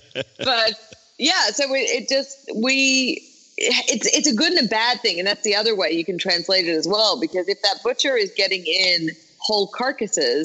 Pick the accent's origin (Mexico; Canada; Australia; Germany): Australia; being Australian